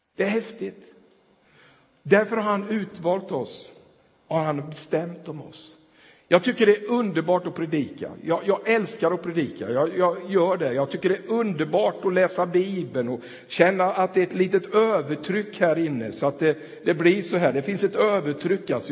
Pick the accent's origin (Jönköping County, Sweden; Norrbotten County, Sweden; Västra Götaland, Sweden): Jönköping County, Sweden; Tranås; now in Ulricehamn, Sweden; jag spelade hockey där och växte upp i den där stan